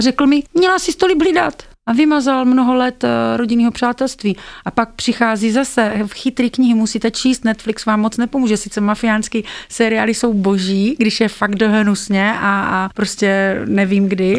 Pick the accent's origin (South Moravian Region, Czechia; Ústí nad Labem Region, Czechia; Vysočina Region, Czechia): South Moravian Region, Czechia; Brno; v Brně, odkud pocházím